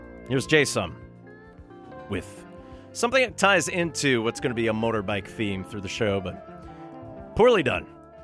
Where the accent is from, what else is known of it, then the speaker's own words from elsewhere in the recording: New York, United States; accent: New York, Brooklynese; now in Vancouver, Canada; It's my New York accent, my Brooklynese comes back.